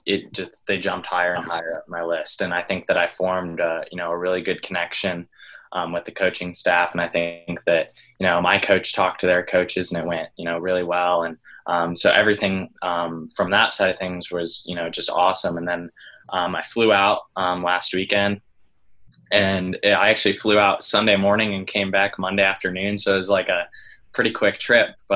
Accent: Fishers, Indiana, United States; I'm from Fishers, Indiana. I swim for Fishers Area Swimming Tigers

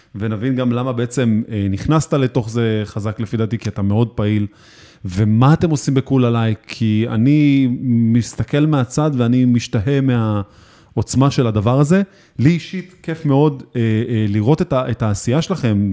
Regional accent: Israel; אצלנו בישראל

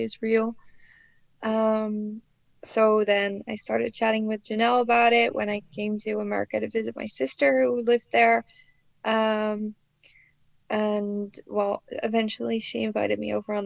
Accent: Netherlands; I was brought up in the Netherlands

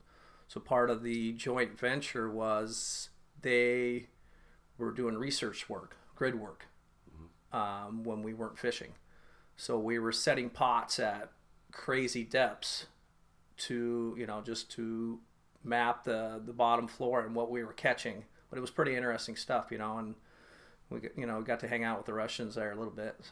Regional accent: Puyallup, Washington, United States; I was born in Puyallup, Washington.

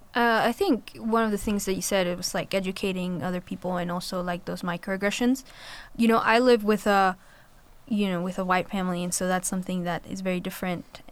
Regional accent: Colombia; moved away; I'm from Colombia, and so my experience with going to a predominantly white school and navigating that system while being an international Hispanic student

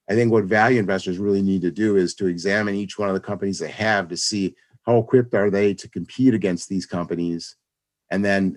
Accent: Rochester, New York, United States; moved away as an adult; also born or lived in California; I'm originally from Rochester, moved back here

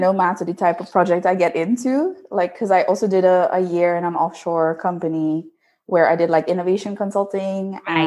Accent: Trinidad & Tobago; moved away as an adult; now in Netherlands; I'm from Trinidad and Tobago, uh, and I did my bachelor's there in chemical engineering

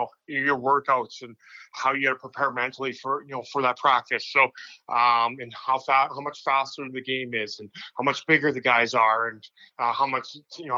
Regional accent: Saskatchewan, Canada; moved away as an adult; also born or lived in Syracuse, New York; I came down as a Canadian kid from Saskatchewan

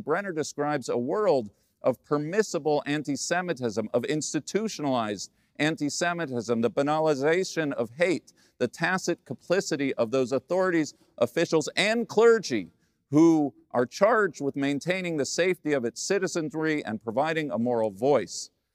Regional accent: United States; as an American Jew

